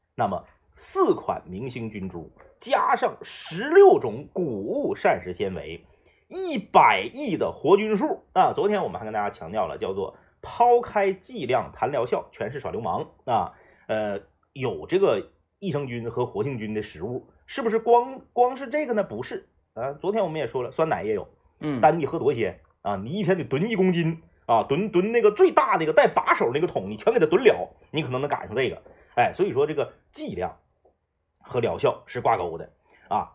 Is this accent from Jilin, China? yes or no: yes; Jilin, China; 在吉林，我，我是很少能见着